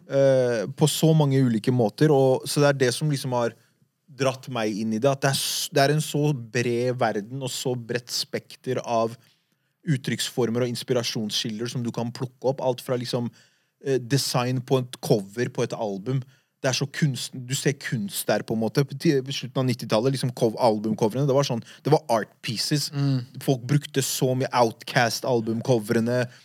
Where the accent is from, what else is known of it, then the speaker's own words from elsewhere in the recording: Oslo, Norway; De eldre gutta jeg vokste opp med på Furuset